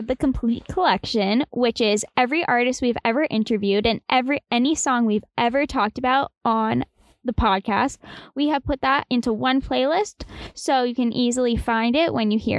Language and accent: English; Boston, Massachusetts, United States; And we're from Boston, so we're used to traffic